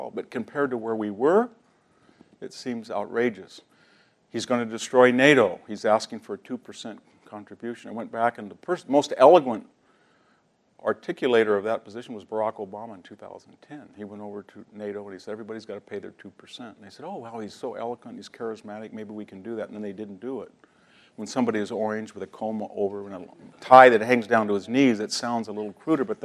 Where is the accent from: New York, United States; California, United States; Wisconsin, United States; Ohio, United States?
California, United States; Selma; my hometown in Salma, California